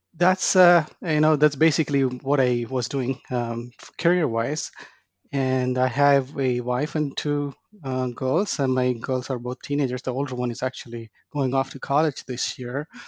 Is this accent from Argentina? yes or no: no; India; moved away as an adult; now in Dallas, United States; I was born and raised in India. I uh, came to the United States to go to grad school